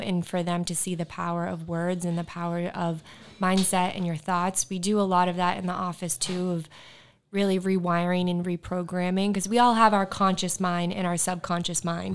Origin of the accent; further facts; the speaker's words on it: Bedford, Massachusetts, United States; my hometown is in Bedford, Massachusetts